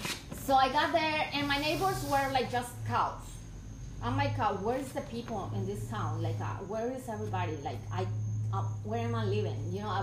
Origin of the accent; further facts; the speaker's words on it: Colombia; English is a second language; moved away as an adult; also born or lived in Wisconsin, United States; now in United States; I was going to school in Colombia